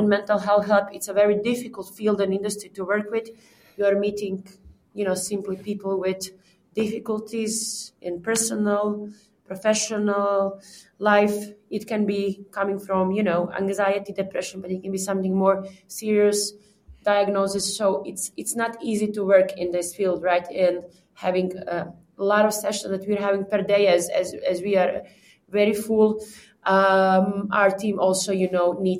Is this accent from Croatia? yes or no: yes; Croatia; now in Prague, Czech Republic; I'm from Balkan, I'm a Croatian girl